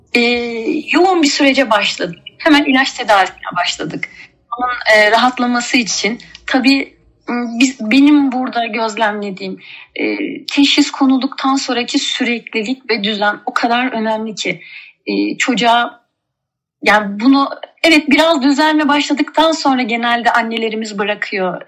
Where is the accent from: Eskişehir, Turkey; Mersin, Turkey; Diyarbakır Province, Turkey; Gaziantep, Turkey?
Mersin, Turkey; also born or lived in Ankara / Kars; Kars'tan Mersin'e ilkokula Mersin'de başladım.